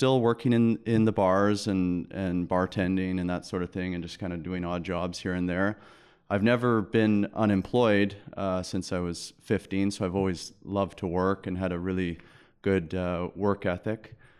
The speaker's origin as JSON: {"language": "English", "town": "Langley", "region": "British Columbia", "country": "Canada", "tie": "born or raised there", "said": "Born and raised."}